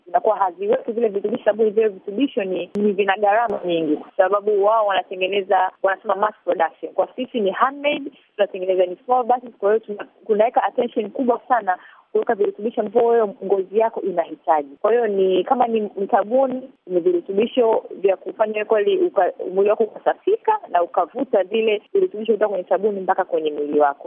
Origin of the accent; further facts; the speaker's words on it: Tanzania; moved away as an adult; also born or lived in Los Angeles, California, United States; natoka huku Afrika eh, Tanzania